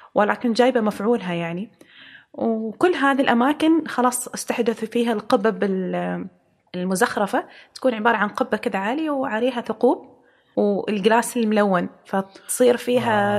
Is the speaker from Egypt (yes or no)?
no; Oman; إحنا عندنا في عمان